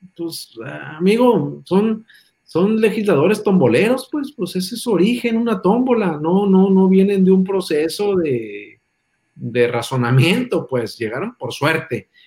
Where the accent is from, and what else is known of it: Mexico